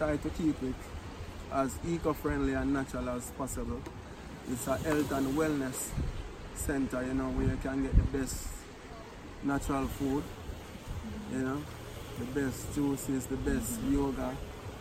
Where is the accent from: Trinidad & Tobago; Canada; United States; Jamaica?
Jamaica; growing up in Jamaica